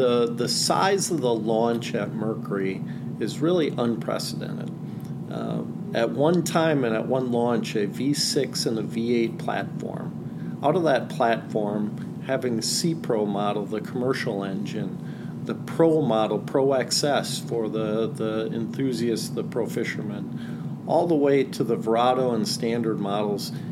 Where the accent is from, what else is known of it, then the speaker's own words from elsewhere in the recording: Green Bay, Wisconsin, United States; I grew up on Green Bay, actually my house right on the water.